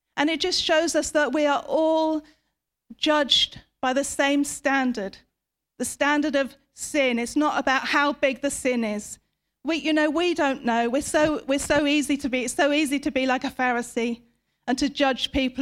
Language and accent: English; United Kingdom; we, as British people